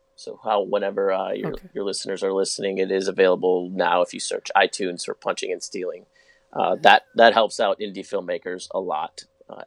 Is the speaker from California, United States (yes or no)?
no; Chicago, Illinois, United States; growing up in Chicago